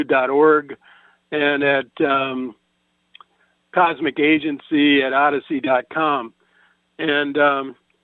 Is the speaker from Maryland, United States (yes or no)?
no; Nebraska, United States; moved away; I'm originally from Nebraska, next to Missouri, the show me state